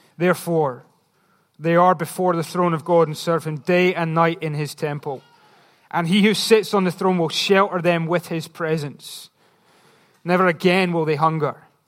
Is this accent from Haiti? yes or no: no; Scotland, United Kingdom; I'm just Scottish